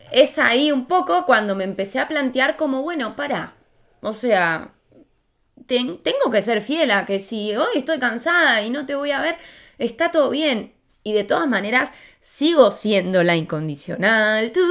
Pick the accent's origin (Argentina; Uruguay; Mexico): Argentina; moved away; me, vine de Argentina hace muy poco y me hicieron un montón de despedidas